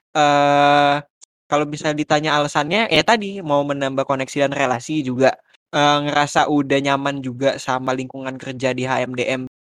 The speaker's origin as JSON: {"language": "Indonesian", "region": "Jakarta", "country": "Indonesia", "moved": "as an adult", "lives_now": "Malang, Indonesia", "said": "sebagai mahasiswa perantau, uh, mungkin karena gue dari Jakarta"}